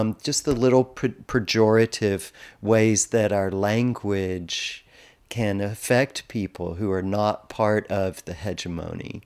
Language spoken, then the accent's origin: English; Texas, United States; growing up in Texas